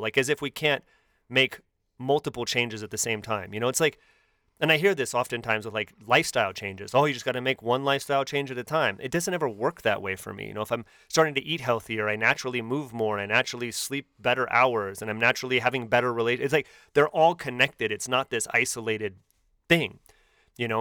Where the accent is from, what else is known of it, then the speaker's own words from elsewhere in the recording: Bay Area, near Oakland, California, United States; growing up in the Bay Area, right outside of Oakland